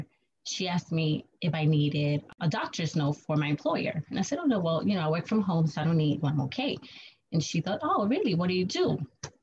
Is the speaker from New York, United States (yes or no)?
yes; New York City, New York, United States; I was born and raised in New York City. I'm still in New York